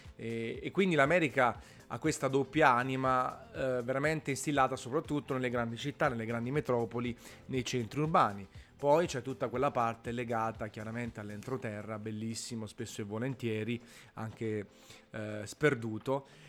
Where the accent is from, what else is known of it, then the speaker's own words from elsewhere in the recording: Naples, Campania, Italy; sono napoletano